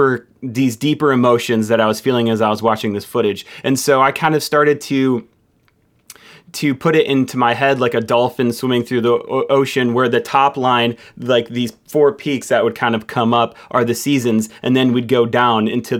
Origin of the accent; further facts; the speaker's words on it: Michigan, United States; I'm from Michigan